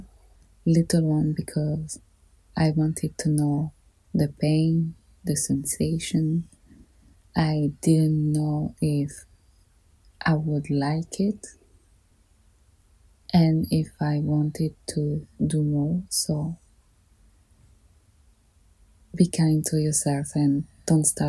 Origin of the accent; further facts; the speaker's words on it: Paris, Île-de-France, France; I grew up in Paris